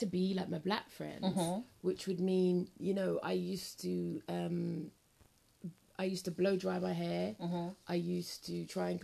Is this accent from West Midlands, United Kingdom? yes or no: no; London, United Kingdom; where I grew up in West London